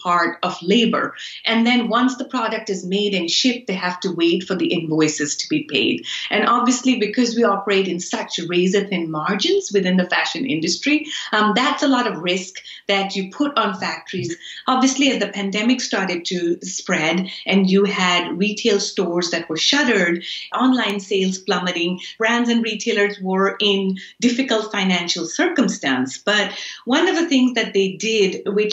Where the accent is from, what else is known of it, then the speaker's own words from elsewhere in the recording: Karachi, Sindh, Pakistan; moved away; I grew up in Karachi, which is a production hub where a lot of our clothes come from.